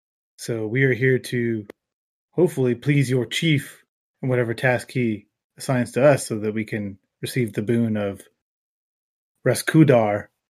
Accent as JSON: {"language": "English", "region": "the South", "country": "United States", "accent": "southern", "said": "That really is just my southern accent canceling out that R."}